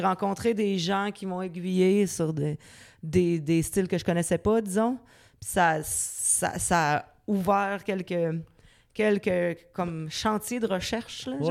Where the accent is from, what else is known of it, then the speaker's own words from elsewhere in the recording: Quebec City, Quebec, Canada; J'ai grandi à Loretteville, mhm. qui est une banlieue de Québec, évidemment